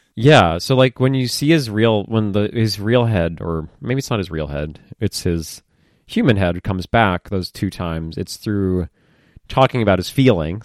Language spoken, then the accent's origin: English; United States; I'm an American